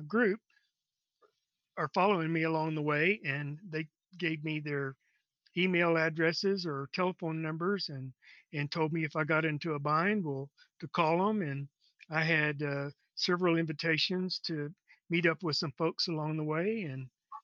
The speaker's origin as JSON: {"language": "English", "region": "Texas", "country": "United States", "tie": "born or raised there", "lives_now": "Corpus Christi, United States", "said": "I live in Corpus Christi, Texas. I've lived in around Texas most of my life"}